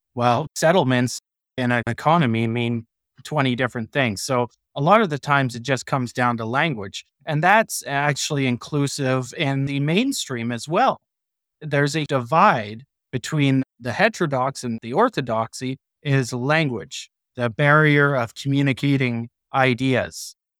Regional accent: Canada; I'm a Canadian

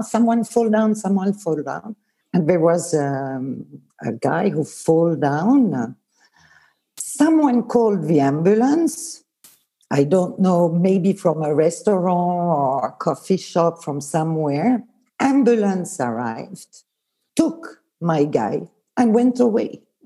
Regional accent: Lausanne, Vaud, Switzerland; first language Swiss German; English is a second language; also born or lived in Bern; I was born in Bern, but I grew up in Lausanne.

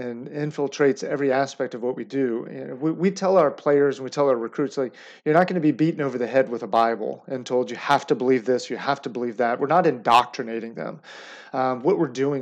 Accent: Roanoke, Virginia, United States; I grew up in Roanoke, Virginia

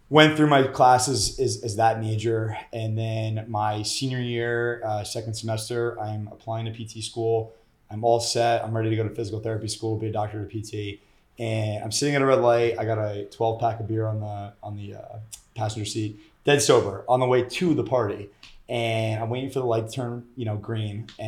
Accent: Montville, New Jersey, United States; now in New York City, United States; I grew up in Jersey.

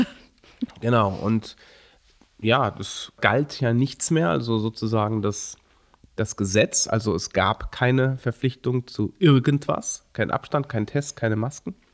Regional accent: Germany; als Deutsche

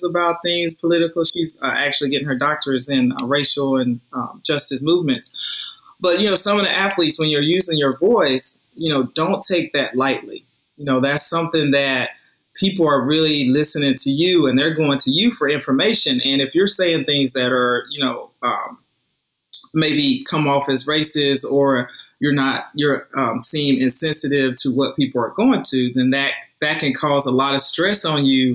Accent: Roseboro, North Carolina, United States; back in my hometown of Roseboro, North Carolina

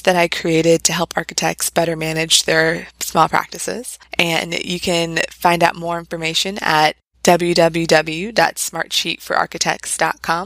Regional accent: Northern Virginia, United States; also born or lived in Washington, D.C.; I'm originally from Northern Virginia, but I came back in 2012

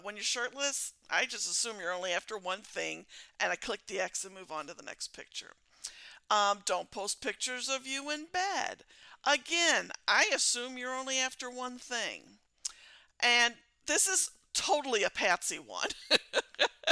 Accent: Missouri, United States; I'm from Missouri and we're known as the show me state

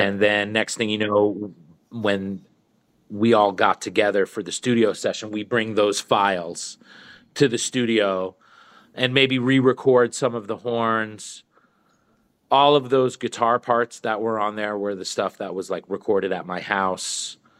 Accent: New York, United States; Growing up in New York

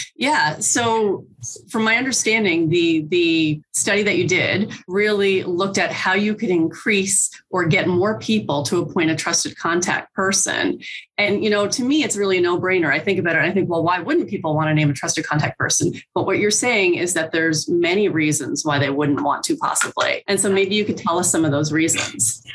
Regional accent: Newfoundland and Labrador, Canada; moved away as an adult; now in New Brunswick, Canada; I'm from Newfoundland originally.

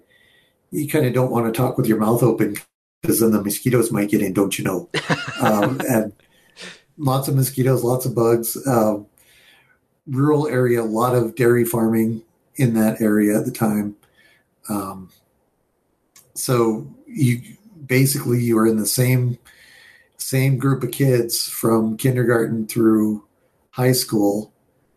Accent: New York, United States; also born or lived in Colorado; So I was born in Colorado at the Air Force Academy, but I don't remember all of that. We were born in my dad was Air Force, so he moved around a lot until he went to Vietnam, and then we moved up to northern New York

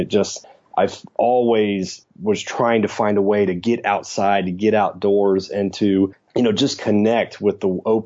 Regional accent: Tampa, Florida, United States; I grew up in Tampa, Florida.

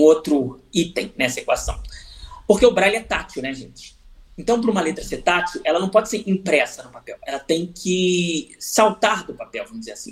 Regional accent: Rio de Janeiro, Brazil; a cidade onde eu nasci, o Rio de Janeiro

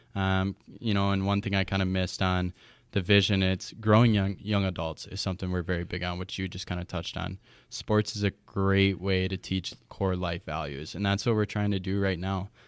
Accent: Chippewa Falls, Wisconsin, United States; I'm originally from Chippewa Falls, Wisconsin. Uh, I grew up here

